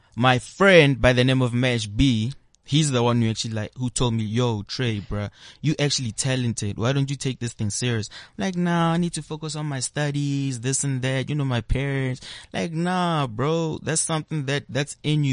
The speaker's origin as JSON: {"language": "English", "town": "Pretoria", "region": "Gauteng", "country": "South Africa", "tie": "born or raised there", "also_born_or_lived": "Kempton Park", "said": "I grew up in Pretoria, Sunnyside. We moved to different locations, you know, Kempton Park, but Pretoria, Sunnyside, that is my home."}